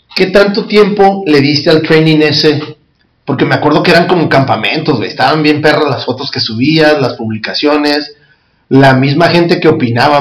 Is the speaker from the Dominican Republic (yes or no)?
no; Mexico; como cultura mexicana o prehispánica